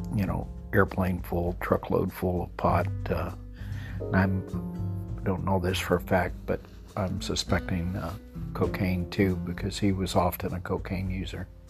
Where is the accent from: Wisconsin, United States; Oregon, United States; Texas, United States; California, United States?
Texas, United States; El Paso; I grew up in El Paso